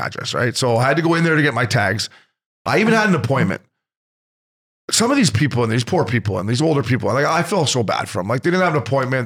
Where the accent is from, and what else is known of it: Port Hope, Ontario, Canada; moved away